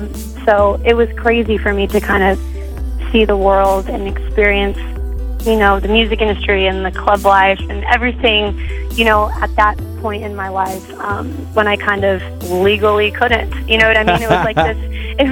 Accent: Manteca, California, United States; also born or lived in Tracy, California; I'm from Manteca, yeah. I was born in Tracy and raised in Manteca in the 209.

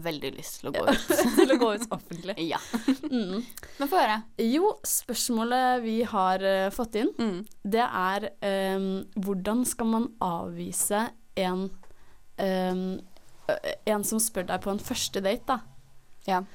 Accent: Oslo, Norway

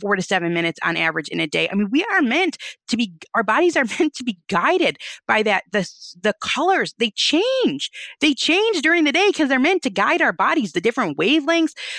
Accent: Michigan, United States; We're from Michigan.

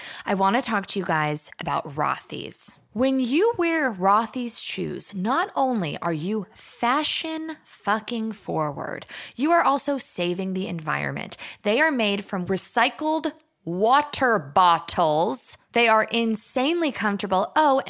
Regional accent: Arkansas, United States; I'm from Arkansas.

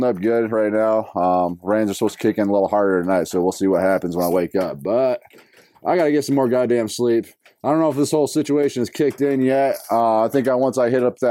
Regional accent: North Carolina, United States; I'm from North Carolina

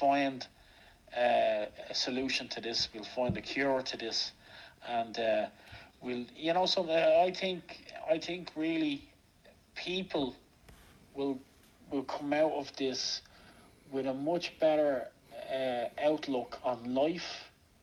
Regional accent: Ireland; as an Irishman

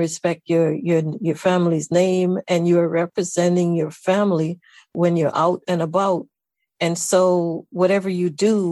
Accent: Saint Catherine, Jamaica; moved away as an adult; also born or lived in Kingston, Jamaica; now in United States; I was born in Kingston, but my maternal grandmother lived in St. Catherine. And I went to live with her when I was 9 years old

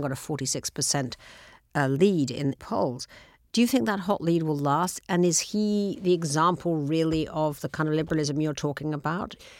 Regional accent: United Kingdom; now in United States; as a British person

